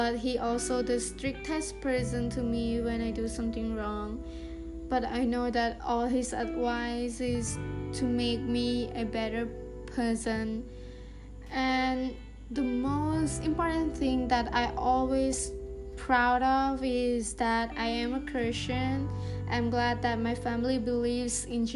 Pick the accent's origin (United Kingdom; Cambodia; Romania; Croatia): Cambodia; Takhmao, Kandal; I'm a Cambodian, and I was born in Takma City, Kandahar Province.